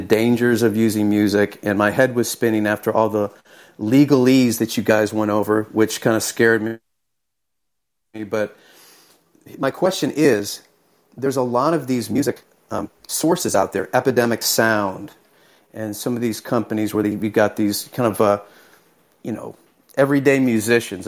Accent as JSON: {"language": "English", "town": "Houston", "region": "Texas", "country": "United States", "said": "I'm from Houston, Texas"}